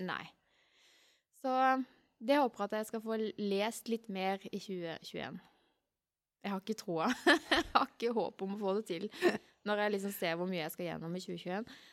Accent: Arendal, Agder, Norway; Hjembyen min

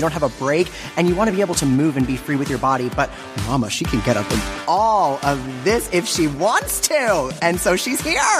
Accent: New York City, New York, United States; And I'm from New York City.

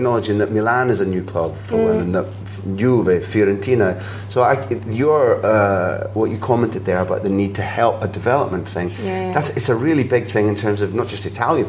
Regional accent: Scotland, United Kingdom; as a Scot

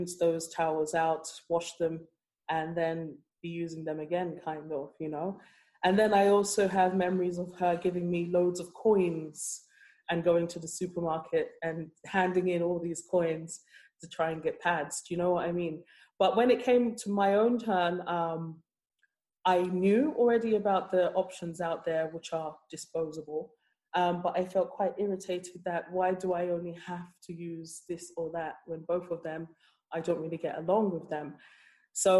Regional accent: London, United Kingdom; moved away as an adult; also born or lived in Nigeria; now in Cork, Ireland; I grew up in London and I moved to Cork

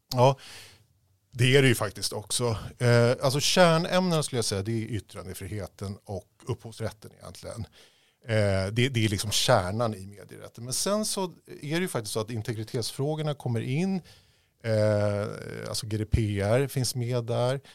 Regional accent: Stockholm, Stockholm County, Sweden; also born or lived in Uppsala / Los Angeles, United States; Uppsala där jag föddes. Men jag växte upp i Bromma

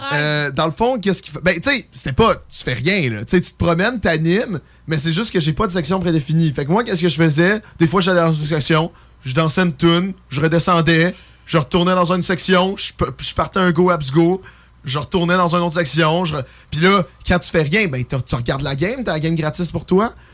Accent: Lévis, Quebec, Canada; Je suis gay et je viens de Lévis

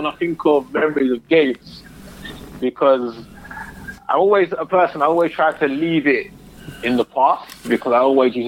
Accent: London, United Kingdom; moved away; I was brought up in London

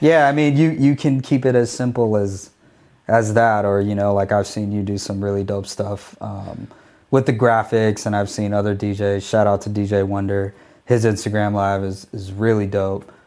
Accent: Phoenix, Arizona, United States; I used to D J every day on the radio in my hometown of Phoenix, Arizona

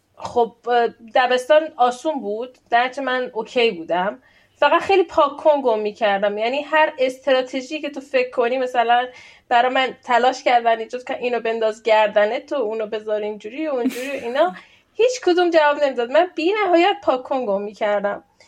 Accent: Iran; moved away as an adult; now in Sweden; الان ساکن خارج از ایرانم ساکن سوئدم

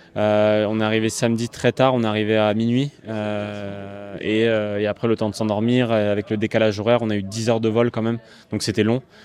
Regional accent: Bastia, Corsica, France; je suis né à Bastia, donc euh, évidemment je viens de Corse

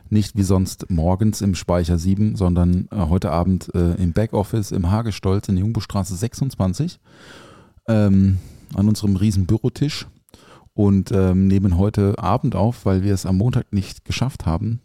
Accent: Offenburg, Baden-Württemberg, Germany; moved away; aus meiner Heimat, aus Offenburg

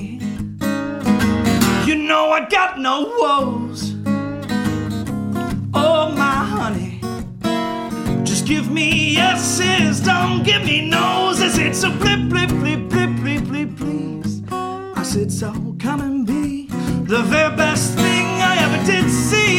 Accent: Cincinnati, Ohio, United States; I'm from Cincinnati, the greater Cincinnati area

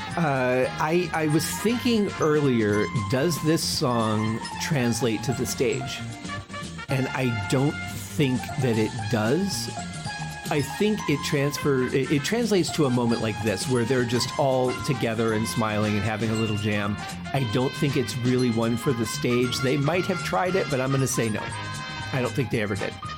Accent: Detroit, Michigan, United States; I grew up in Motown

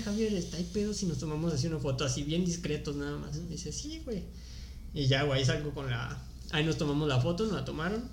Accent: Salamanca, Guanajuato, Mexico; moved away as an adult; also born or lived in Tulum; now in Playa del Carmen, Mexico; Soy de Salamanca, Guanajuato

